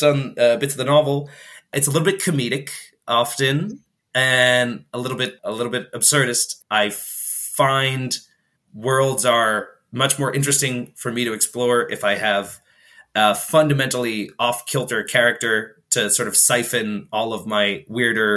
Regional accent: New York, United States; moved away as an adult; now in Galicia, Spain; I was born in New York. I was raised there for some 17 odd years

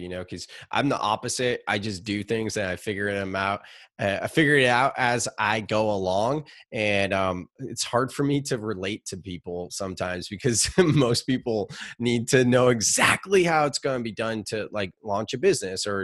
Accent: Gilroy, California, United States; also born or lived in Chico, California; I grew up in Gilroy, California, garlic capital of the world

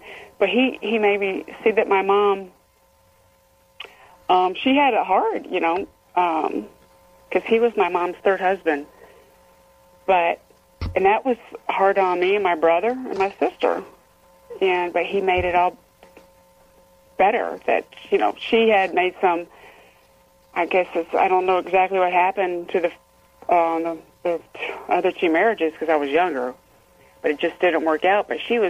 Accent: Fort Knox, Kentucky, United States; born there; I was born in Fort Knox, Kentucky. I was raised around the military anyway.

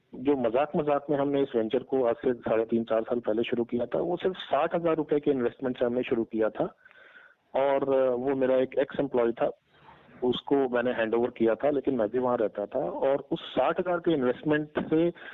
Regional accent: Ballia, Uttar Pradesh, India; moved away; also born or lived in Delhi

